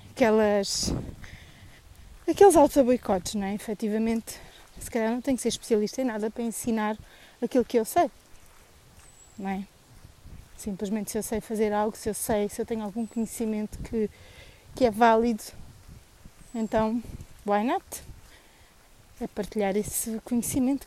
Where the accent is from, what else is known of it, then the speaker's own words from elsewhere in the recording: Tomar, Centro, Portugal; Sou tomarense